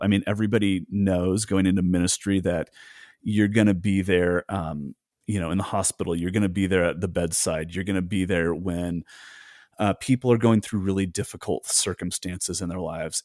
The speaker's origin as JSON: {"language": "English", "country": "United States", "said": "as an American"}